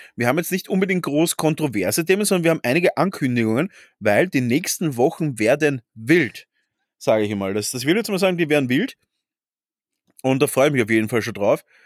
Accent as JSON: {"language": "German", "region": "Vienna", "country": "Austria", "tie": "born or raised there", "said": "wir sind ja beide Urwiener"}